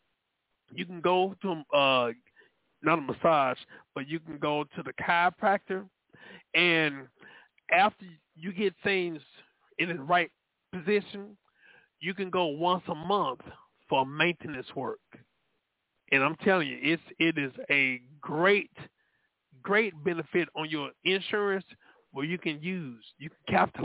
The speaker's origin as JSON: {"language": "English", "town": "Dallas", "region": "Texas", "country": "United States", "tie": "born or raised there", "said": "I was born in South Dallas, but raised in Oak Cliff"}